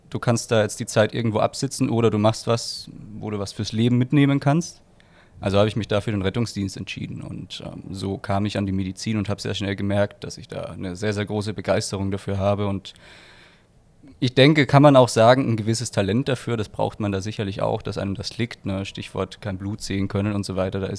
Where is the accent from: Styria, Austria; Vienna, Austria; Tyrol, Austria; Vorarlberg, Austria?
Styria, Austria; Graz; Also ich bin 25 Jahre alt, bin gebürtiger Österreicher, komme aus dem schönen Graz.